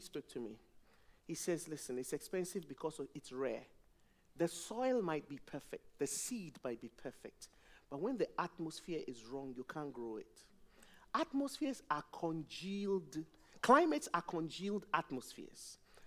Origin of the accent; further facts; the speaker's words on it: Ghana; now in England; When I first came to England, I'm from Ghana